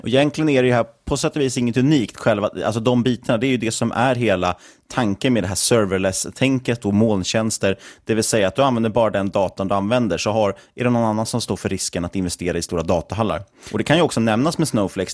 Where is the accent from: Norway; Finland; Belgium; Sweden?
Sweden; som svensk småsparare